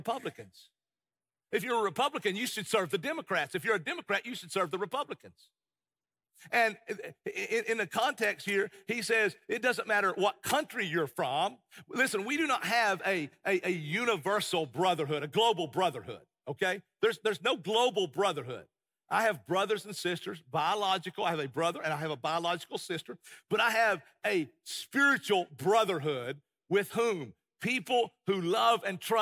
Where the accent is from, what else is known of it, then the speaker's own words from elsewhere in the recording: United States; as an American